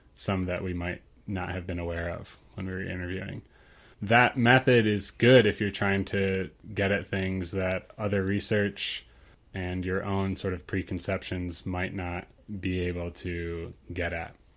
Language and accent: English; Ukraine; moved away; I grew up in Ukraine for most of my life